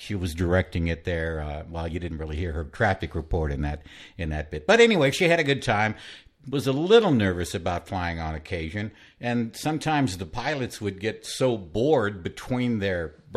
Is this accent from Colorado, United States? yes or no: no; San Antonio, Texas, United States; also born or lived in Victoria, Texas; went back to San Antonio to work at KLLS, Class FM. So I'm back in my hometown